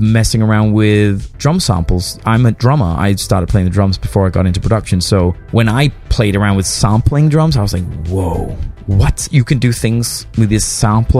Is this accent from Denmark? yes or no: yes; Denmark; moved away; I'm from Denmark originally